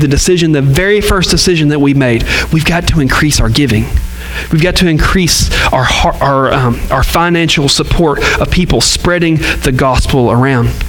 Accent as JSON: {"language": "English", "region": "the South", "country": "United States", "said": "we're from the South and we love Southern churches"}